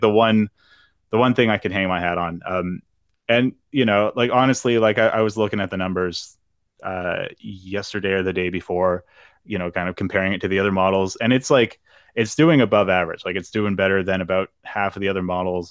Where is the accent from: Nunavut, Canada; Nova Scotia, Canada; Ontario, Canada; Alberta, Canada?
Nova Scotia, Canada; Halifax; the pride of Halifax, Nova Scotia, my hometown